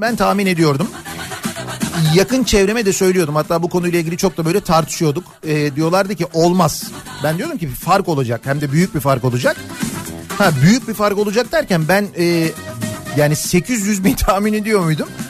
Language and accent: Turkish; Istanbul, Turkey; Bir İstanbullu olarak